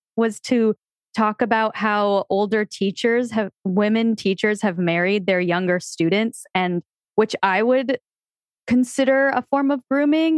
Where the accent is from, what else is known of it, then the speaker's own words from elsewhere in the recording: Connecticut, United States; Growing up in Connecticut